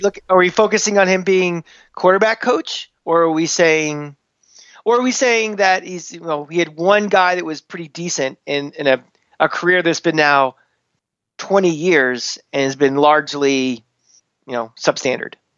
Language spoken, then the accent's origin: English; Tampa, Florida, United States; growing up in Tampa in the nineties